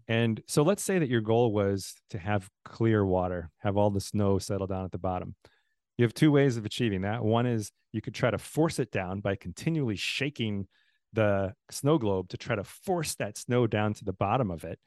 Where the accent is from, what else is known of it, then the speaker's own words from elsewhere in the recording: Southeast Wisconsin, United States; moved away as an adult; also born or lived in Texas / Tallahassee, Florida; now in Nashville, United States; all of my kind of formative years, kindergarten through high school was all in Wisconsin, Southeast Wisconsin